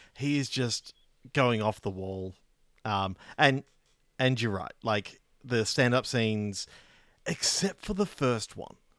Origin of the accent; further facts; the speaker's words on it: Australia; as an Australian